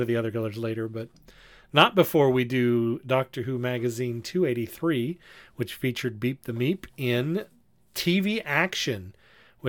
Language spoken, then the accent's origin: English; United States; as three Americans